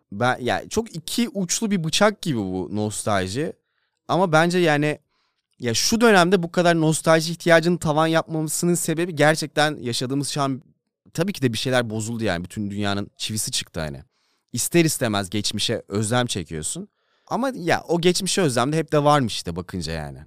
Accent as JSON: {"language": "Turkish", "region": "Denizli", "country": "Turkey", "tie": "born or raised there", "moved": "yes", "said": "Denizli'ye yakın zamanda gittim mi bilmiyorum da büyüdüğümüz hiçbir yer yok artık"}